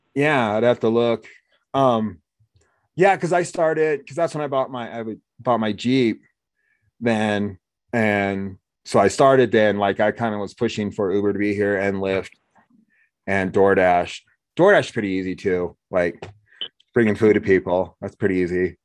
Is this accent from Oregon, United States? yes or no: yes; Oregon, United States; moved away; also born or lived in Laramie, Wyoming; I grew up in Oregon